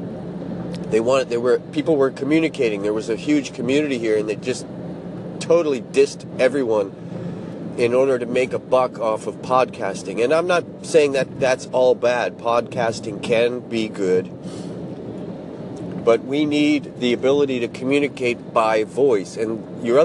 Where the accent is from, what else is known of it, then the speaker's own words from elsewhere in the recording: United States; now in Japan; I'm from the States